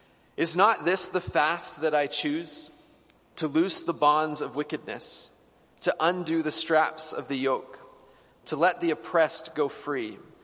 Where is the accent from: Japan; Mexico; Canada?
Canada; Edmonton, Alberta; I grew up in the Old Strathcona area